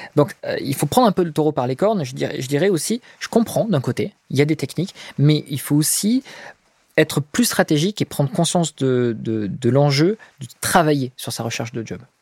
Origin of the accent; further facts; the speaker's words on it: France; on est français, on a la chance d'être français.